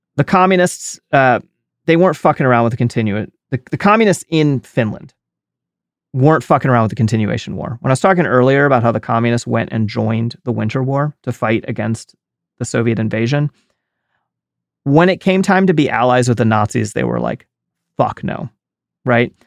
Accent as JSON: {"language": "English", "country": "United States", "said": "I'm an American and all, all I come from is, I'm a white American"}